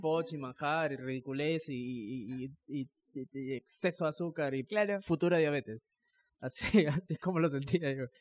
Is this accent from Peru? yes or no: yes; Chimbote, Ancash, Peru; cuando era chiquito, cuando estábamos en Chimbote, íbamos a la playa